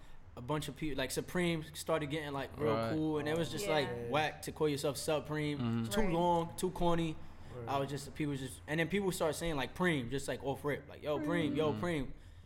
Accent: New York City, New York, United States; Yeah, I'm from Brooklyn. I'm from Williamsburg.

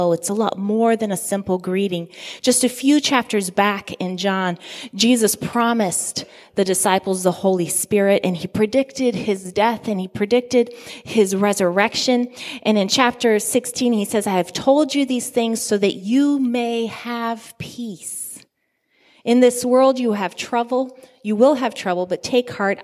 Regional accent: Guinea; I grew up in Guinea, West Africa, in a predominantly Muslim community

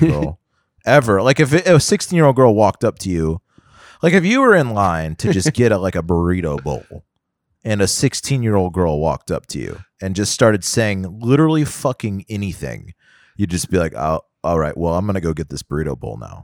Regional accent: Houston, Texas, United States; growing up in Houston was definitely like, get on the highway

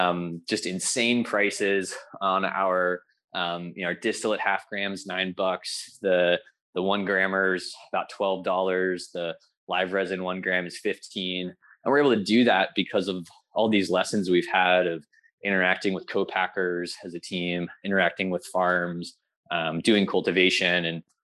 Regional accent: California, United States; people ask me where I live, like, I'm a Californian, but I love it up here.

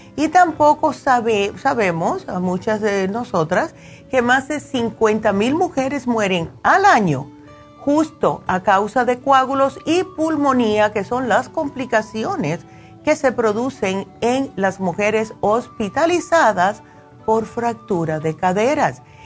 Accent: New Jersey, United States; me crié en New Jersey

